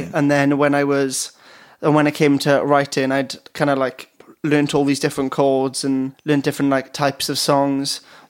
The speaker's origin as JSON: {"language": "English", "town": "Pontypridd", "region": "Wales", "country": "United Kingdom", "tie": "born or raised there", "said": "In Pontypridd."}